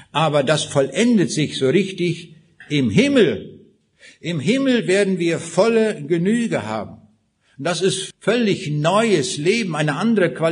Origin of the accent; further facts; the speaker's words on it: Kaliningrad Oblast, Russia; born there; Ich sagte eben schon, ich bin geboren in Rheineck in Ostpreußen, 125 Kilometer noch östlich von Königsberg.